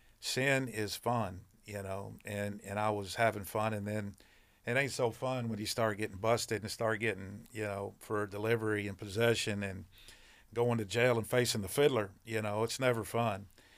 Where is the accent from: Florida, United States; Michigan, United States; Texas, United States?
Texas, United States; Arlington; Well, I grew up, I was born in 1963 in Arlington, Texas.